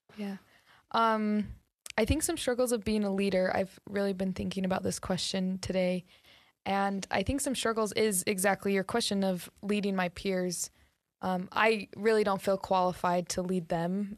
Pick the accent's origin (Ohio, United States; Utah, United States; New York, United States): Utah, United States; North Ogden; I am from North Ogden, so really close. I grew up there